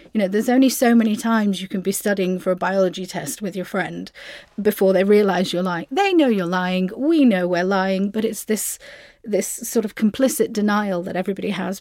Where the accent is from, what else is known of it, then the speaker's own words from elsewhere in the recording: United Kingdom; I am British Pakistani Muslim